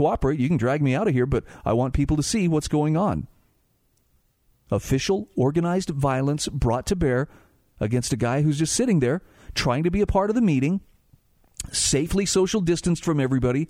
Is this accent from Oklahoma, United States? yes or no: no; Utah, United States; my home state of Utah